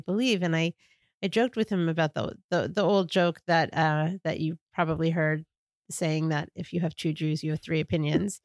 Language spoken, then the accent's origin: English; New York, United States; now in Washington, D.C., United States; my experience growing up in New York